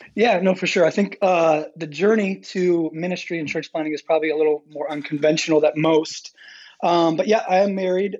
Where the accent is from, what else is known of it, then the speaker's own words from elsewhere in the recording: Michigan, United States; moved away as an adult; now in Apex, United States; grew up in Michigan, so um, from Michigan, I guess I can still say that.